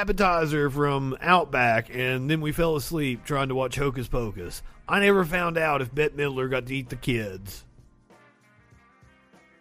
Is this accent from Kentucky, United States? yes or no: yes; Kentucky, United States; moved away; I'm originally from Kentucky